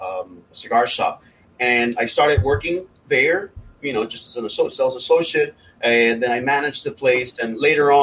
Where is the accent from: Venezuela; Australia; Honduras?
Honduras; moved away; also born or lived in Miami, United States; I'm from Honduras.